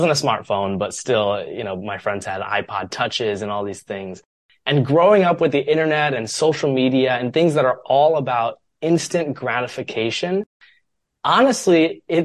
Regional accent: Columbus, Ohio, United States; moved away as an adult; also born or lived in Chicago; my hometown, Columbus, Ohio

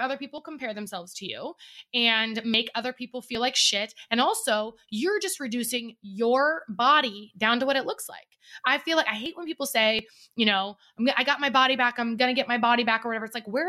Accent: Oregon, United States; now in Arizona, United States; I'm from Oregon. We're both from Oregon.

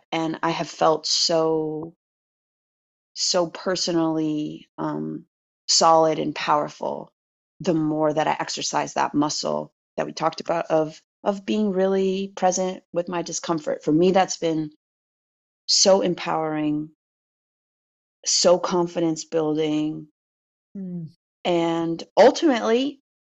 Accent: United States; I'm American

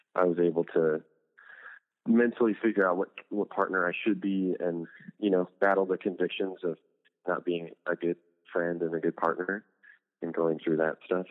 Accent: Huntington Beach, California, United States; my hometown, almost in Huntington Beach

